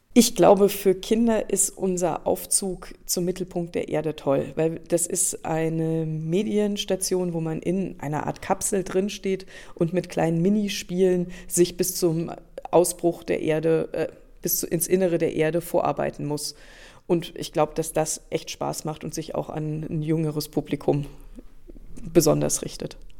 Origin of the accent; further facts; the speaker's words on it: Hunsrück, Rhineland-Palatinate, Germany; now in Rosenheim, Germany; Ich stamme aus dem Hunsrück, das ist das Nachbargebirge. Und in meinem Sachkundeunterricht in der dritten Klasse habe ich das erste Mal gehört, dass der Lacher See ein noch aktiver Vulkan ist.